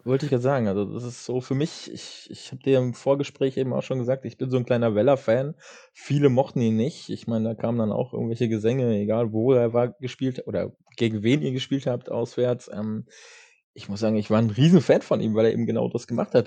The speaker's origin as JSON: {"language": "German", "town": "Kassel", "region": "Hesse", "country": "Germany", "said": "als Kasseler"}